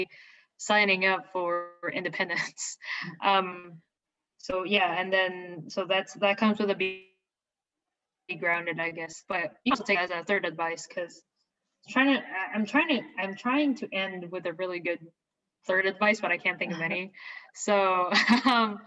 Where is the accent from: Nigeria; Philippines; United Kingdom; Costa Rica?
Philippines; moved away as an adult; also born or lived in Indianapolis, Indiana, United States; now in United States; I'm not from here. I was not born here. I was born and raised in the Philippines.